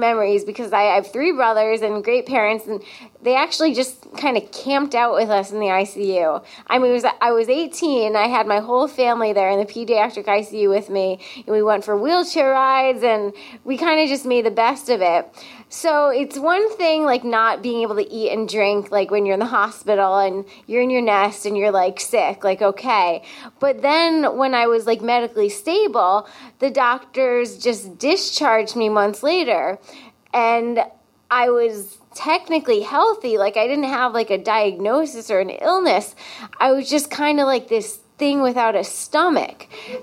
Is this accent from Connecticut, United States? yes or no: yes; Connecticut, United States; I'm from Connecticut